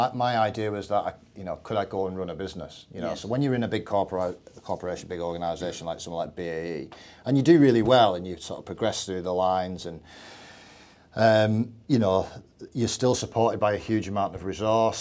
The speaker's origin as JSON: {"language": "English", "town": "Barrow-in-Furness", "region": "North West England", "country": "United Kingdom", "tie": "born or raised there", "said": "I'm from Barrow in the south of the county"}